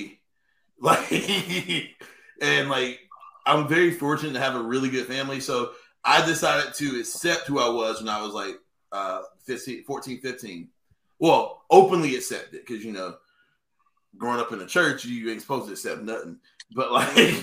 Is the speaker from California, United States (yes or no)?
no; Sanford, North Carolina, United States; growing up around Chatham County and Lee County